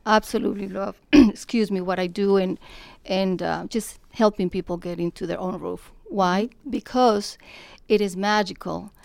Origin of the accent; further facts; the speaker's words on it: Colombia; moved away; I am from Colombia, South America. I have been here thirty-seven years